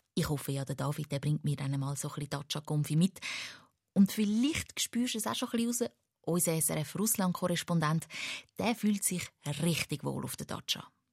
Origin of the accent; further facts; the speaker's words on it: Switzerland; Bei uns in der Schweiz